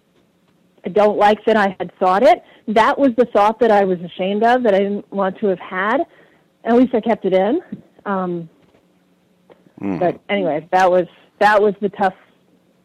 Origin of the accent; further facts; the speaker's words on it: Texas, United States; now in New Hampshire, United States; I grew up in Texas in the 70s